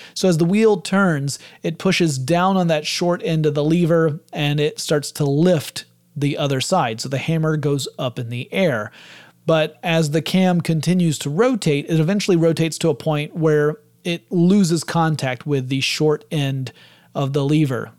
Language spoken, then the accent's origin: English; the South, United States; I'm from the South